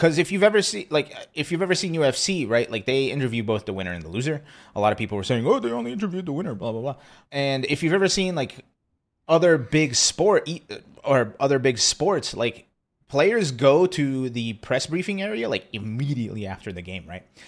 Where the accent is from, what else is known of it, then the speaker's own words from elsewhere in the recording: East Coast, United States; now in Austin, United States; I'm from the East Coast